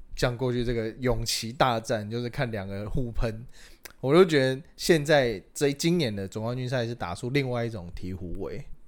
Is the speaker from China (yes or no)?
no; Taiwan; 我们台湾人形立牌应该会是什么林香、李多惠